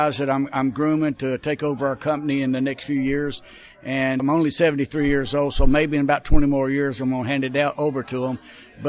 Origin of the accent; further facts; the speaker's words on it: Dalton, Georgia, United States; now in Kentucky, United States; I'm actually from Dalton, Georgia. My father made carpet, and I moved to Kentucky 53 years ago